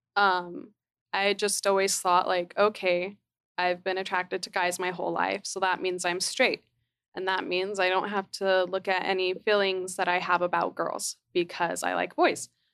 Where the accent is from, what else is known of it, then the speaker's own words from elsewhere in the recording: Utah, United States; growing up in Utah